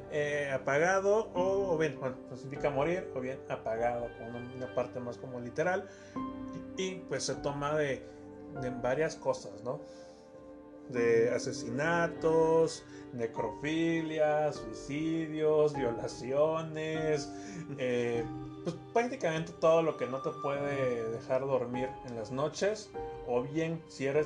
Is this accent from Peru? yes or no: no; Mexico; Somos mexicanos